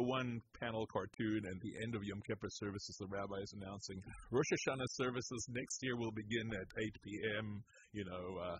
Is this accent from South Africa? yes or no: yes; Durban, KwaZulu-Natal, South Africa; moved away as an adult; also born or lived in Connecticut; I was born in Connecticut, and as a baby, my dad, who was a rabbi, took a job in Durban, South Africa. That's where I got my public schooling and got through my BA, then came back to Cincinnati